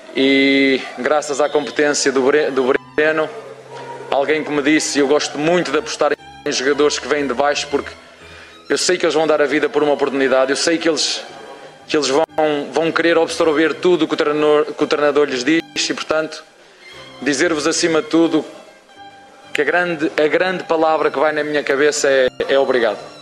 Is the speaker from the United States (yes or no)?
no; Portugal; como portugueses que somos.